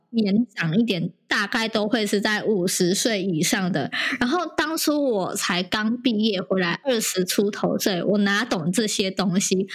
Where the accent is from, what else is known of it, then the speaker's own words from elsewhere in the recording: Indonesia; 我是来自印尼，然后我是从事柚木家具业，然后已经三十几年了这样子